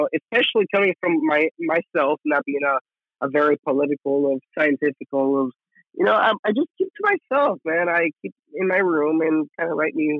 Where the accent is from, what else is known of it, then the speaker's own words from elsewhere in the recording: El Paso, Texas, United States; moved away; So my hometown I am from El Paso, Texas.